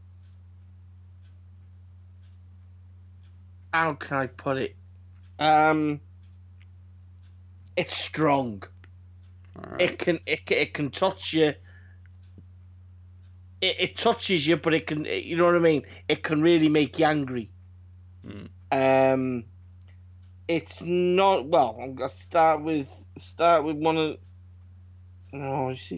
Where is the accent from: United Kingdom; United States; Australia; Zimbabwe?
United Kingdom; I'm British.